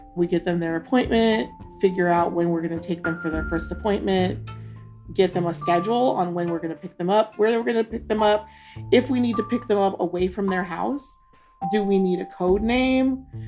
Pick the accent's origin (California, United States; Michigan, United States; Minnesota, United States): Minnesota, United States; Duluth; now in Jackson, Mississippi, United States; I was born in Duluth, Minnesota